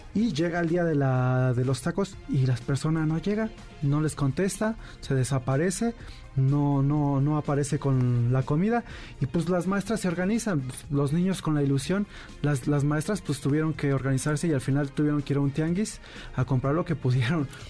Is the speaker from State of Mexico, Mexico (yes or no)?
yes; Ecatepec, State of Mexico, Mexico; somos de Catepec